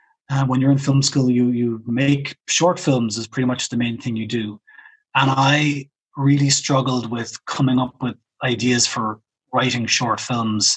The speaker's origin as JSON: {"language": "English", "town": "Cork", "region": "Munster", "country": "Ireland", "moved": "as an adult", "lives_now": "Berlin, Germany", "said": "I'm from Cork"}